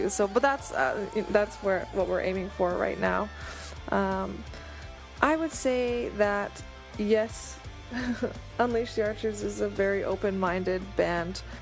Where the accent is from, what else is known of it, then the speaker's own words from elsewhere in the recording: Vancouver, British Columbia, Canada; we are from Vancouver, but we've toured around North America quite a bit.